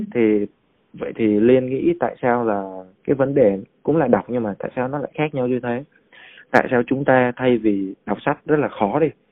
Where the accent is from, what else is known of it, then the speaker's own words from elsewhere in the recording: Vietnam; nước mình cụ thể là người Việt Nam mình